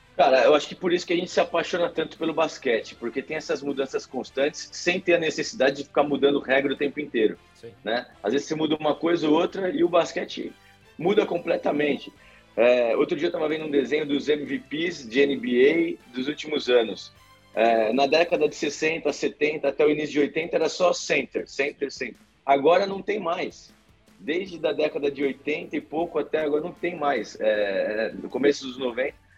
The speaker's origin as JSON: {"language": "Portuguese", "country": "Brazil", "said": "a gente é brasileiro"}